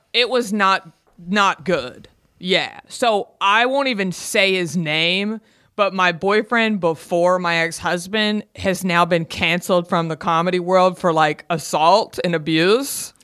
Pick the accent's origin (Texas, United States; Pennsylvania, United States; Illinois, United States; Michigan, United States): Texas, United States; Garland; moved away as an adult; now in Los Angeles, United States; I'm from Garland, Texas. Garland is a suburb of Dallas